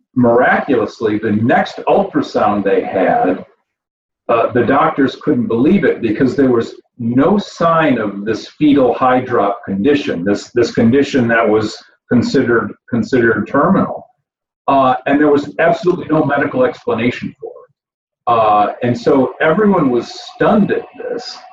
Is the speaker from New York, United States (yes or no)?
no; Grand Blanc, Michigan, United States; moved away; also born or lived in Flint, Michigan; I was born in Flint, Michigan, right? Born in Flint in McLaren Hospital. I grew up in Grand Blanc